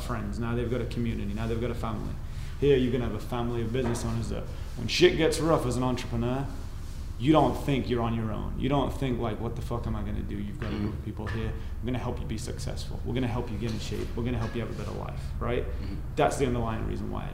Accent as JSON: {"language": "English", "region": "England", "country": "United Kingdom", "moved": "yes", "lives_now": "United States", "said": "I'm from England, so I come to America, I think, with a very different perspective than a lot of Americans"}